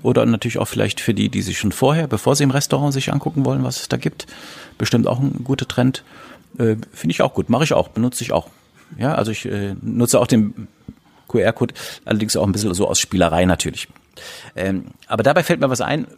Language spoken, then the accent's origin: German; Germany; bei uns in Deutschland